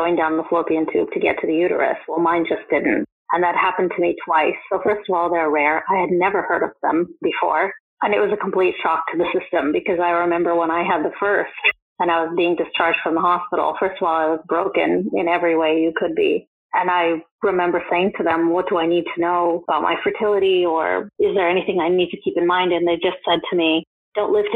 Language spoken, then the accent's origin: English; United States; moved away as an adult; now in United Kingdom; I'm not from the UK, I'm from the States